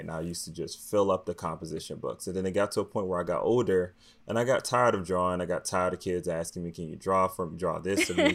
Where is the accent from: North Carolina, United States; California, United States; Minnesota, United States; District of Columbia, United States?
District of Columbia, United States; Washington; I grew up in Washington, D C, in, you know, low-income neighborhood and a cost area in Southeast